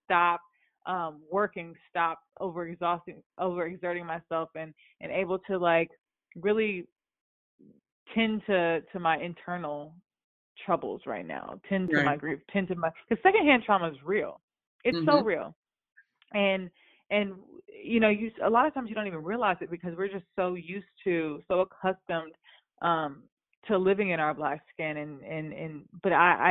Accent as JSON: {"language": "English", "region": "the South", "country": "United States", "said": "I'm from the South"}